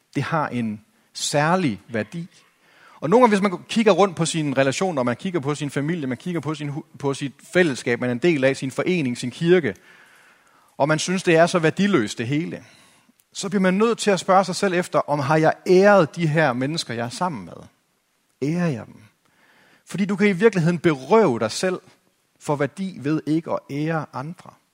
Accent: Denmark

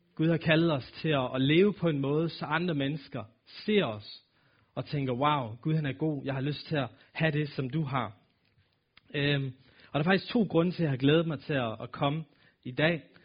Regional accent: Aalborg, North Denmark Region, Denmark; accent: nordisk; jeg er født og opvokset her i Aalborg, og har boet her hele mit liv

